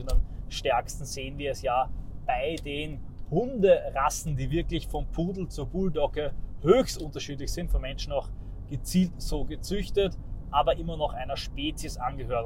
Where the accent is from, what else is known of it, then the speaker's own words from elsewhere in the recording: Austria; bei uns in Österreich